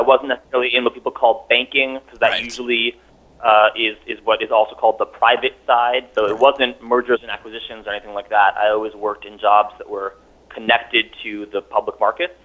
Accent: New York City, New York, United States; moved away as an adult; now in Vermont, United States; I'm a New Yorker, born and raised

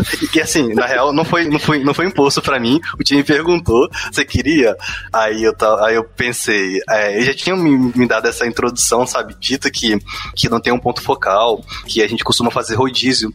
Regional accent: Espírito Santo, Brazil; eu sou do Espírito Santo

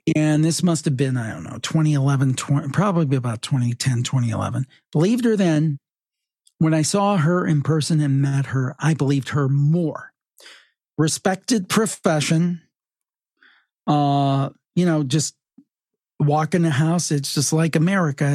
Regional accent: Cleveland, Ohio, United States; I grew up in Cleveland and I'm still in the Northeastern Ohio area

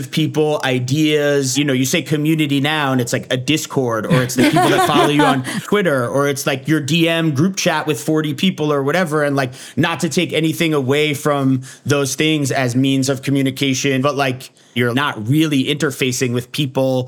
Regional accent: New York City, New York, United States; I grew up in downtown Manhattan

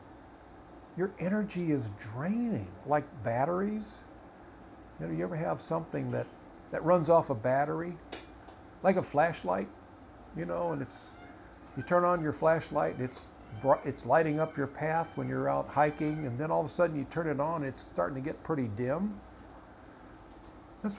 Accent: United States; I was born in America, that I'm American.

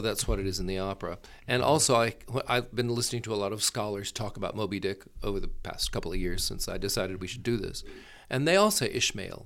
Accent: Gulf Coast, Florida, United States; now in Palo Alto, United States; I was born and raised in Florida

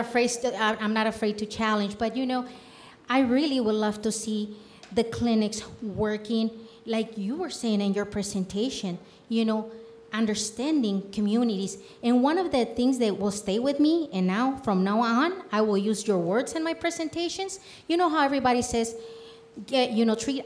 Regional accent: Michoacán, Mexico; English is a second language; also born or lived in Denver / Pueblo; now in Colorado Springs, United States; I was born and raised in Michoacán, Mexico

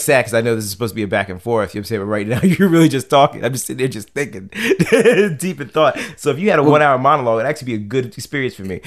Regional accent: Silver Spring, Maryland, United States; I come from Silver Spring, which was very diverse

